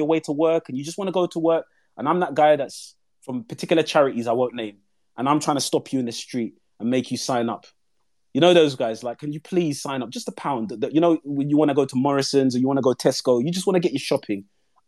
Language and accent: English; London, United Kingdom; I'm from East London